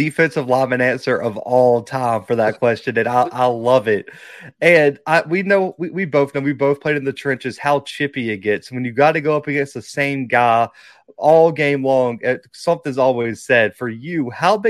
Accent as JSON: {"language": "English", "town": "Mobile", "region": "Alabama", "country": "United States", "tie": "born or raised there", "said": "in my hometown of Mobile"}